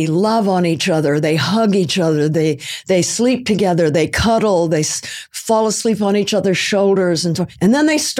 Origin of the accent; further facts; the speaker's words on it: California, United States; there were no people of color around me when I was growing up on the West Coast in California